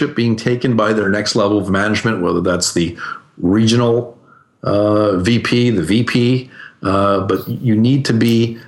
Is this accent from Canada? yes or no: yes; Canada; I'm Canadian